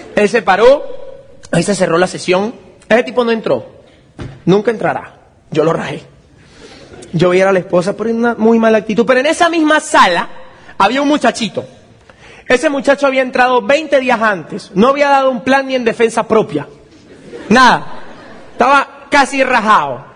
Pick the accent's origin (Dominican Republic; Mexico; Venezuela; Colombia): Venezuela; mi país, que es un país tan complicado